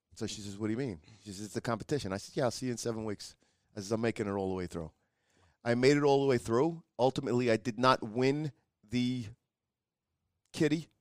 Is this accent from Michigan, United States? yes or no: no; New York, United States; I says, "New York."